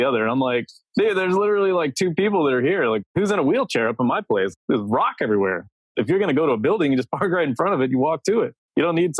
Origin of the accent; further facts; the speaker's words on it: Texas, United States; moved away; I'm from Texas.